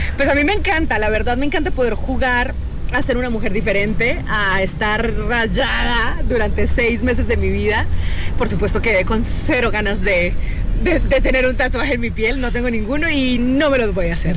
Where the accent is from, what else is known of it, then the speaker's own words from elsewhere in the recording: Colombia; yo que soy buena colombiana